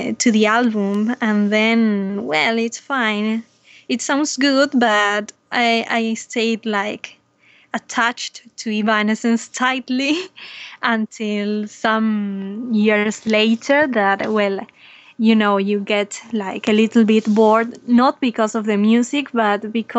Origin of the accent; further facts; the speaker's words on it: Argentina; I'm from Argentina, a little bit far away from you guys